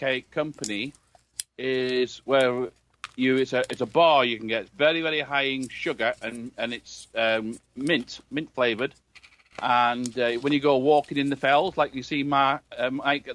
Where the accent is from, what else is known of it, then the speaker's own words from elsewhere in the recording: United Kingdom; being a British guy